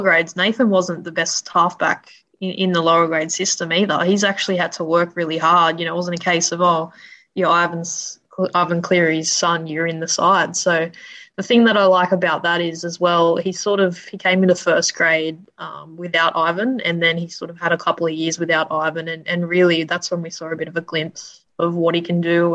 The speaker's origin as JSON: {"language": "English", "town": "Sydney", "region": "New South Wales", "country": "Australia", "tie": "born or raised there", "said": "I grew up in Sydney's west, um, right, basically near Penrith"}